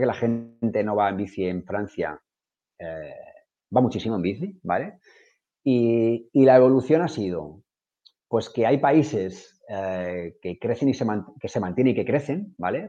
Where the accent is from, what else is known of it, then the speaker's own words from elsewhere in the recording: Madrid, Community of Madrid, Spain; also born or lived in Ibiza; now in Barcelona, Spain; Vivo en Barcelona, que soy de Madrid, llevo aquí 16, 17 años